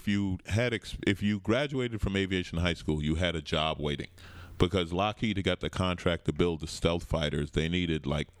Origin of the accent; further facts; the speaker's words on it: New York, United States; I grew up in New York. Grew up in Queens, St. Albans.